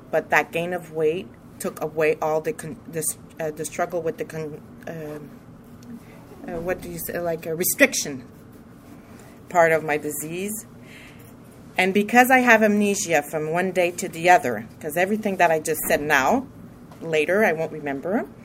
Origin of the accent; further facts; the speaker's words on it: Montreal, Quebec, Canada; I'm from Montreal too.